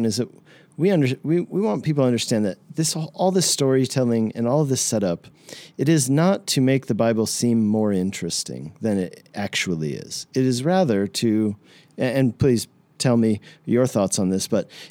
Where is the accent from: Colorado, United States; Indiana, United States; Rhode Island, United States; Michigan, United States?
Colorado, United States; moved away as an adult; also born or lived in Hungary; the place where I grew up in Colorado